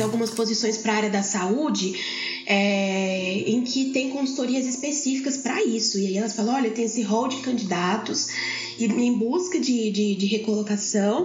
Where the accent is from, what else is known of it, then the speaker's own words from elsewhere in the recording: Brasília, Federal District, Brazil; also born or lived in São Paulo; now in Goiânia, Brazil; hoje eu resido aqui em Goiânia, mas não sou daqui. Né? Nasci em São Paulo, criada em Brasília